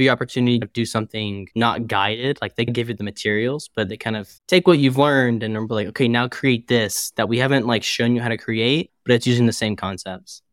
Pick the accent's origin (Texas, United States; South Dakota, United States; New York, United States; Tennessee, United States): Tennessee, United States; Chattanooga; now in St. Louis, United States; I'm originally from Tennessee in a small city named Chattanooga, which is about two hours south or an hour and a half south of Nashville. So that's where family is. That's where I grew up